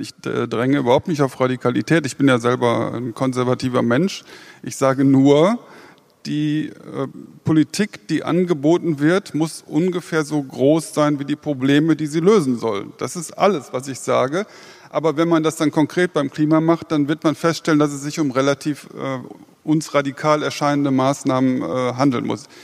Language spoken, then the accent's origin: German; Germany; als Deutsche